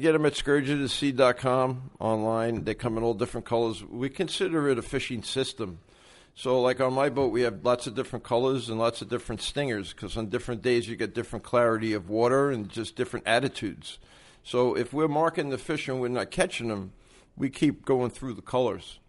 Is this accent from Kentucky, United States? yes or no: no; New York City, New York, United States; I'm originally from Brooklyn, New York.